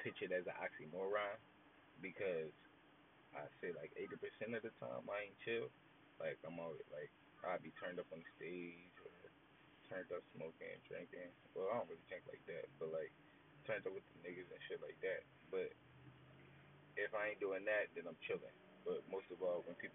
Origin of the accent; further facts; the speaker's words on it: Philadelphia, Pennsylvania, United States; I'm from Philly. I don't really rep no hood or gang in particular. I rep the whole 215.